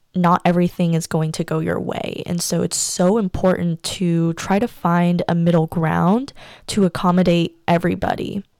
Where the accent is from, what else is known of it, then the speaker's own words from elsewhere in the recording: United States; also born or lived in China; my whole life was turned upside down when my entire family moved to the U S when I turned seven